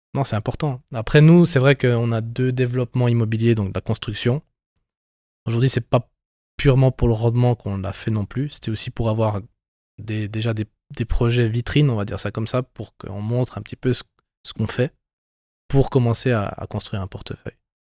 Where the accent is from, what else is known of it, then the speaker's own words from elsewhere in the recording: Bern, Switzerland; on est natif euh, du canton de Berne.